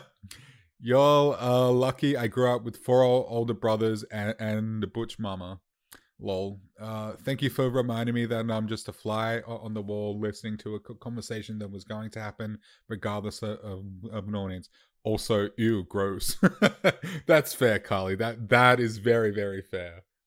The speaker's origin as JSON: {"language": "English", "country": "Australia", "said": "as an Australian"}